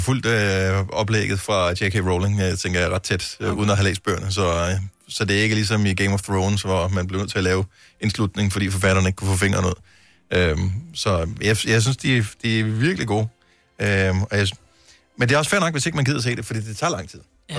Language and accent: Danish; Bramming, Southern Denmark, Denmark; den by, jeg boede i, da jeg blev født